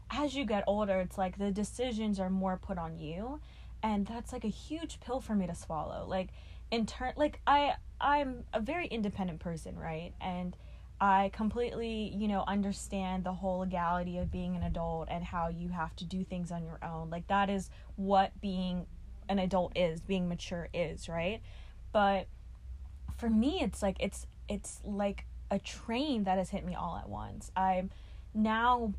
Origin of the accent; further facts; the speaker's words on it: New York City, New York, United States; moved away; growing up in Brooklyn, it was mostly apartments pretty much all of my life